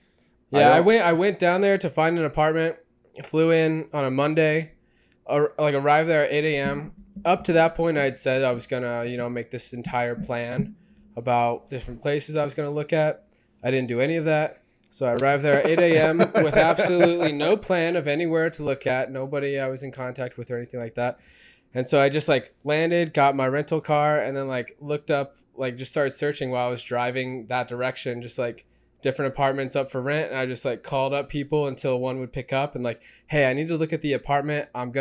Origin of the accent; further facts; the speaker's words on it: Oklahoma, United States; now in Madison, United States; I get to get all the good parts of Oklahoma without, like, having to work or go to school or anything.